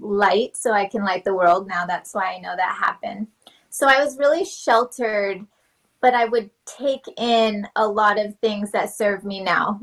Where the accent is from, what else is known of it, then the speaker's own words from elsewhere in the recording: New Mexico, United States; also born or lived in Los Alamos; I'm from New Mexico